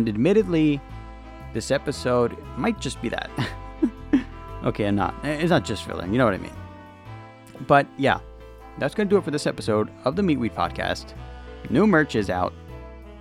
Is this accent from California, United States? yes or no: yes; California, United States; I'm from California, where it's always fucking hot